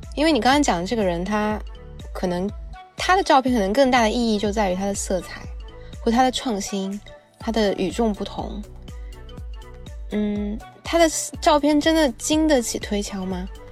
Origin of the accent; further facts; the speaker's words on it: China; 就我们中国人都讲要以墨写色嘛